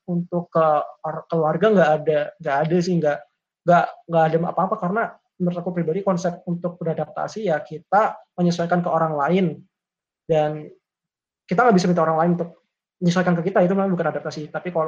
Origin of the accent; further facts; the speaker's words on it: Kediri, East Java, Indonesia; Seperti misal kalau aku dari Kediri, misal masuk uh, ke UI, ya mungkin aku cari teman-teman yang Jawa Timur juga